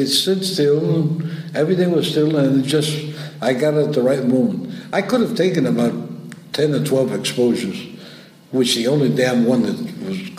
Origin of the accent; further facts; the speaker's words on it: New York, United States; moved away as an adult; now in Havana, Cuba; I was brought up in New York, raised in New York, 18 years old